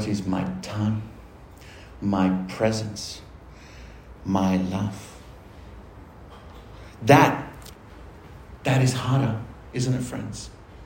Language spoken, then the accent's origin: English; Argentina; now in Australia; Here in Australia, I'm Argentinian. Here in Australia, I'm Latino. Do you think in my country I'm any of those things? No. In Argentina, I'm Australian